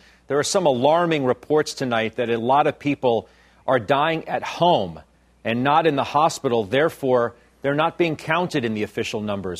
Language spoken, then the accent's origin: English; Maryland, United States; born or raised there